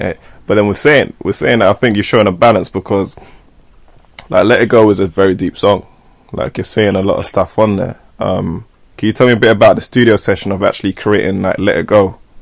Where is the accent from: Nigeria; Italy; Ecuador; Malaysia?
Nigeria; so I'm Nigerian as well.